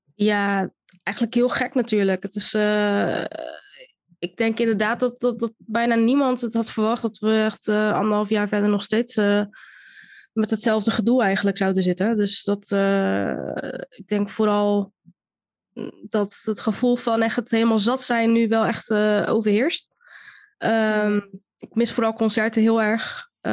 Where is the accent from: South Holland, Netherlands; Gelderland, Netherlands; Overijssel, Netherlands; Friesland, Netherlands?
South Holland, Netherlands; Rotterdam; opgegroeid in Rotterdam, in Rotterdam-Zuid